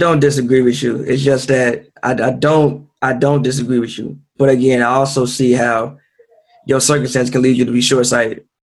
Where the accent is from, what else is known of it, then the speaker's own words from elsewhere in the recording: United States; as African Americans